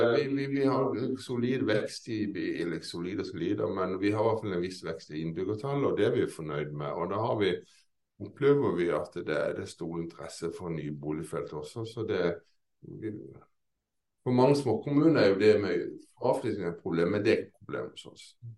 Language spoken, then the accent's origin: Norwegian; Kristiansand, Agder, Norway; now in Lillesand, Norway; egentlig er jeg fra Kristiansand, men jeg bor i nabokommunen Lillesand